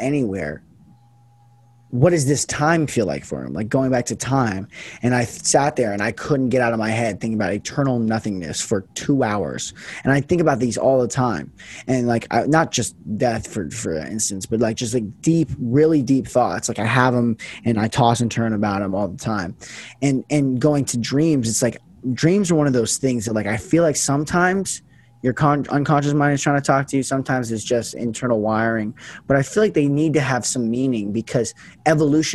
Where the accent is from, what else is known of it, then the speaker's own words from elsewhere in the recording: Las Vegas, Nevada, United States; moved away as an adult; also born or lived in Portland, Oregon; right now I'm in Vegas. This is where I grew up